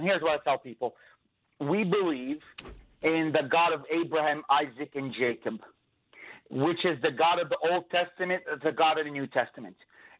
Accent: Jerusalem, Jerusalem District, Israel; born there; I am an Arab. I'm also an Israeli because I have an Israeli residency. I was born in Jerusalem.

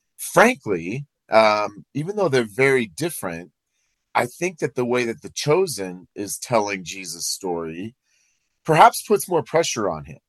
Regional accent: Iowa, United States; now in Colorado, United States; I'm from Iowa

